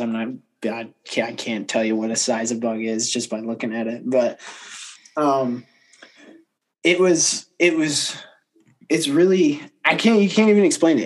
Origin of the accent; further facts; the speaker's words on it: Kalamazoo, Michigan, United States; up at Kalamazoo